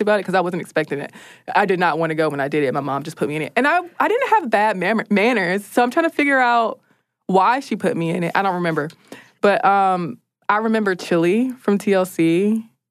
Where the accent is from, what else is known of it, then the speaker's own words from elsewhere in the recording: United States; as an American